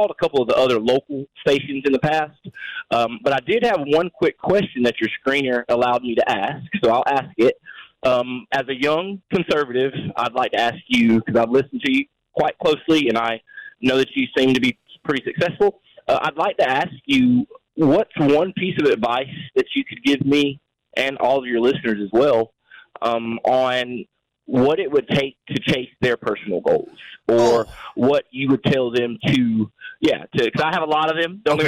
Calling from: South Carolina, United States; I'm calling from South Carolina

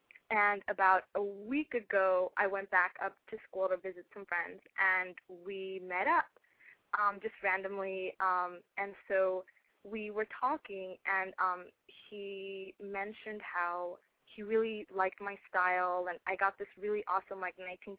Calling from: Orange County, California, United States; I'm calling from Orange County.

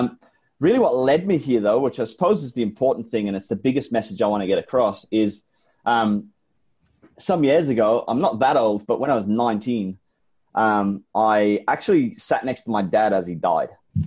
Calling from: Brisbane, Queensland, Australia; I'm calling in from Brisbane, Australia. It is the middle of summer here and it is hot.

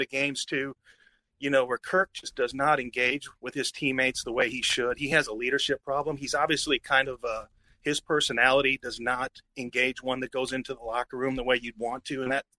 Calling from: Nashville, Tennessee, United States; Hey, calling from Nashville.

